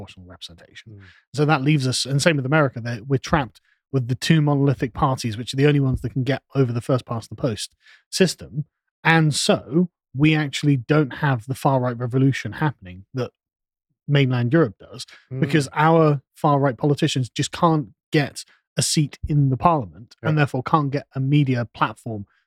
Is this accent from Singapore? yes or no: no; England, United Kingdom; as an Englishman